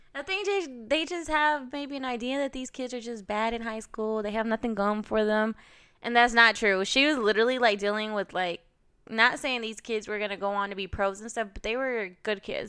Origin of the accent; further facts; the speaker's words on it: Carrollton, Georgia, United States; I'm from Carrollton, Georgia, out west. Growing up, I think our school was minority